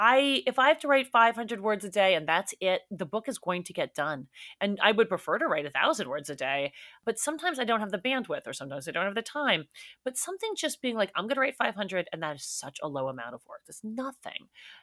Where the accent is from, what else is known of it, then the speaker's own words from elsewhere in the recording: New York City, New York, United States; now in Los Angeles, United States; I grew up in New York City. People are eating outside in 50-degree weather.